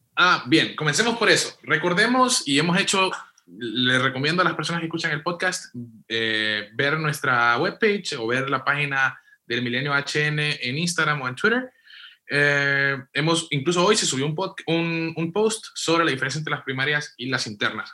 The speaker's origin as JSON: {"language": "Spanish", "region": "western Honduras", "country": "Honduras", "said": "Yo que soy de Occidente, te digo, en Copán y Lempira"}